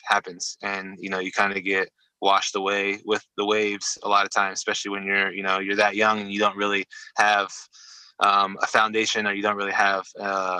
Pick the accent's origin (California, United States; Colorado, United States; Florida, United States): Florida, United States; Venice; also born or lived in Omaha, Nebraska / Atlanta, Georgia; We moved from Georgia to, I think Sarasota or Venice, maybe Bradenton. Really early on, maybe, you know, when I was like two or one or two-ish. And so I've been down there ever since.